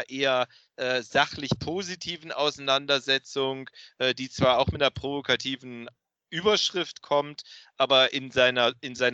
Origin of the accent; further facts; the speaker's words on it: Cologne, North Rhine-Westphalia, Germany; Ich als Rheinländer, als echter Kölner, rede natürlich nur über Niederrhein.